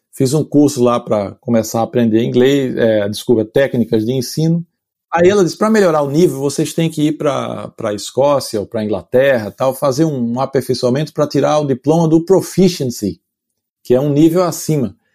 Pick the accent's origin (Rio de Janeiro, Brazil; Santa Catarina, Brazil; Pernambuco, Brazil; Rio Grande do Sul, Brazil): Pernambuco, Brazil; Olinda; accent: nordestino; moved away as an adult; also born or lived in Recife, Pernambuco / São Paulo; now in London, United Kingdom; Eu nasci no Recife, em Pernambuco, é, mas vivi minha vida inteira em Olinda.